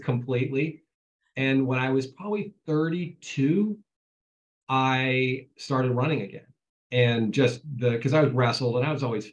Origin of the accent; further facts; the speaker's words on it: Ohio, United States; I was a kid from Ohio.